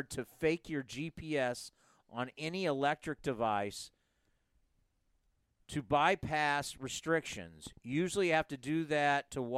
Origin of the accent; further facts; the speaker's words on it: San Diego, California, United States; I grew up watching Bip in San Diego.